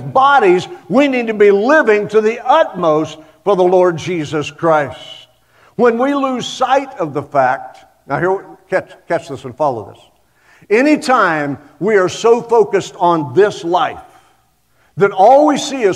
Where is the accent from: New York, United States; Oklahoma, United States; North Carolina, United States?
Oklahoma, United States; I'm from Oklahoma